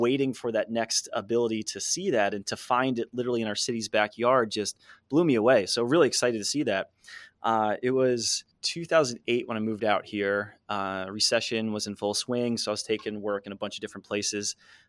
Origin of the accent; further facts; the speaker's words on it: New Jersey, United States; I grew up in Jersey on the East Coast